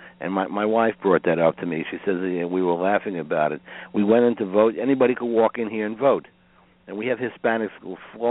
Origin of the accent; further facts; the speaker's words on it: New York City, New York, United States; I grew up in Brooklyn, New York